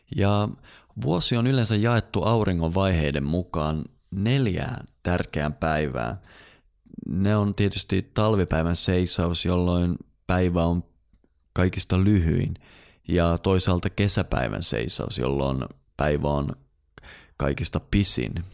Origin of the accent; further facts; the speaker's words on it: Eastern Lapland, Finland; tuolla Itä-Lapissa, mistä mä oon kotoisin